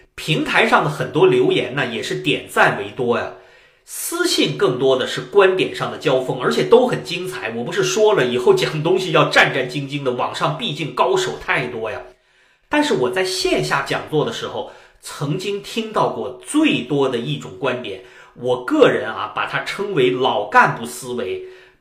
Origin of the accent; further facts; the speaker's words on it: China; 我们中国人